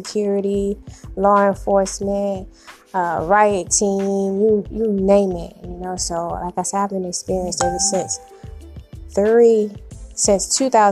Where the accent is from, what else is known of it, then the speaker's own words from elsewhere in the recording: South Carolina, United States; now in Memphis, United States; I'm from South Carolina